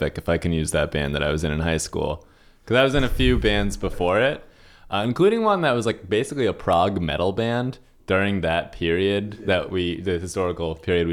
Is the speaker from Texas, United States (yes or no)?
no; Eliot, Maine, United States; also born or lived in Portsmouth, New Hampshire; I actually grew up in Southern Maine. I grew up between mostly in Elliott, Maine, also in Portsmouth, New Hampshire